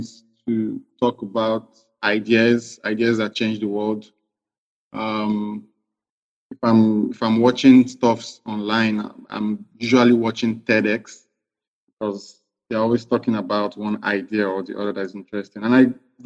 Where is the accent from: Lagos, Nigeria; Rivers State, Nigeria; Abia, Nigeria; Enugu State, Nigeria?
Rivers State, Nigeria; Port Harcourt; also born or lived in Dubai; I'm from River State. I'm from Kana LGA, Ogoni. I schooled in Port Harcourt, did my secondary school year